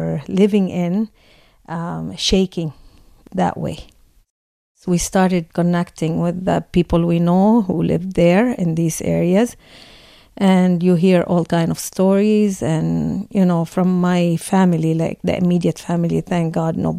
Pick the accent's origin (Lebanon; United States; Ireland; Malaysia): Lebanon; moved away as an adult; now in Canada; I was born in Lebanon